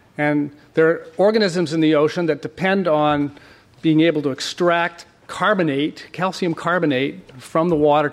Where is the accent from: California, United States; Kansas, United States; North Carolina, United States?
California, United States; San Diego; I was born in La Jolla in the late 1950s